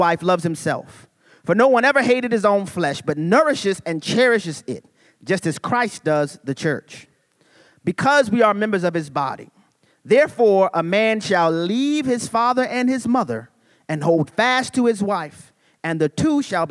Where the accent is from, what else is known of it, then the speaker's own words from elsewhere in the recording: New Orleans, Louisiana, United States; I'm from New Orleans, Louisiana.